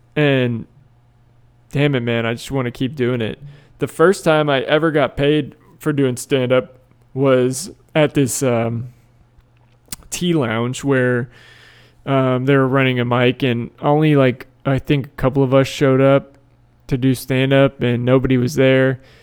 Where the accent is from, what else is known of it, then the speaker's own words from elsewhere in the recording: Tampa, Florida, United States; I'm from Tampa